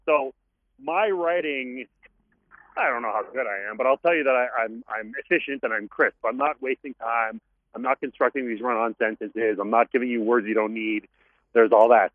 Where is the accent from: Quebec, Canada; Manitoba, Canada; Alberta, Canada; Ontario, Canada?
Quebec, Canada; Montreal; I grew up in Montreal